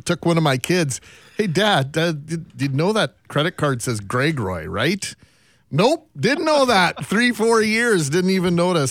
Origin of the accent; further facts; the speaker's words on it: Brandon, Manitoba, Canada; I grew up in Brandon, Manitoba.